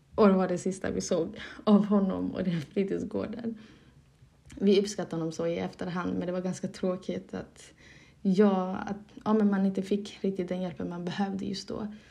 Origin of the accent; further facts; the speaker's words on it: Malmö, Skåne, Sweden; first language Somali; moved away as an adult; now in Dalarna, Sweden; jag är uppvuxen i Malmö och där har jag bott en stor del av mitt liv. Och i nuläget har jag flyttat till Dalarna